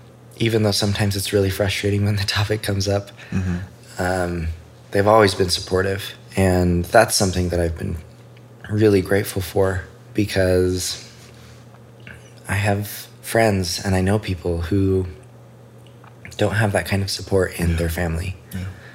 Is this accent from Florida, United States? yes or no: no; Idaho Falls, Idaho, United States; moved away as an adult; also born or lived in Utah; I grew up in Idaho Falls. Okay. Yeah. Born and raised. Parents still live in the same house. Been there for 30 years.